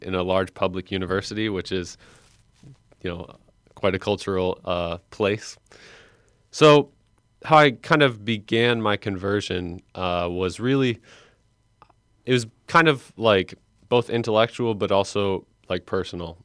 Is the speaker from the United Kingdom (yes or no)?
no; Fox Lake, Illinois, United States; also born or lived in Michigan; I was born, uh, and raised in Fox Lake, Illinois, which is in Northwest Lake County.